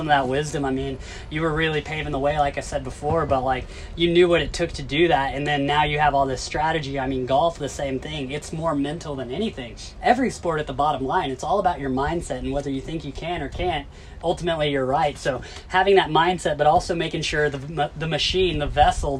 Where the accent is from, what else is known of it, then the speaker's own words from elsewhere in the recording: Tennessee, United States; I grew up in Tennessee, it's the South, you know, everything is fried